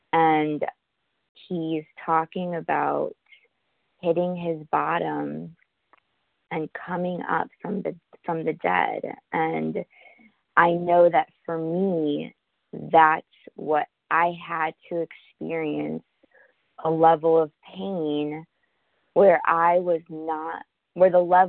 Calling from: New York, United States; I'm calling from Manhattan.

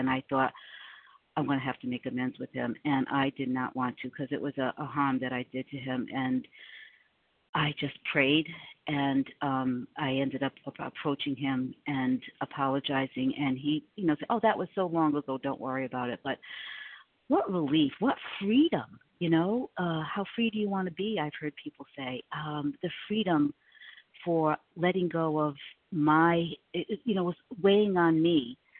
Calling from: South Carolina, United States; I am in South Carolina, gratefully recovered through God's grace

